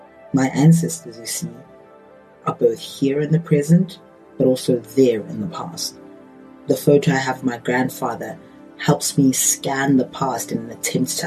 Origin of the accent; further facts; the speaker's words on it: South Africa; as a South African